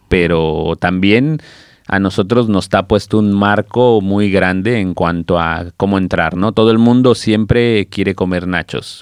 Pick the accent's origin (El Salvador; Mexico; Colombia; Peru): Mexico; now in Barcelona, Spain; nosotros como mexicanos